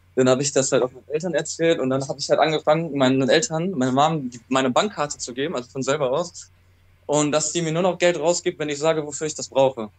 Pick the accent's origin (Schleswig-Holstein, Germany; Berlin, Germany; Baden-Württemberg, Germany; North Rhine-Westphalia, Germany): North Rhine-Westphalia, Germany; Ruhr area; meiner Heimatstadt also angekommen, im Ruhrgebiet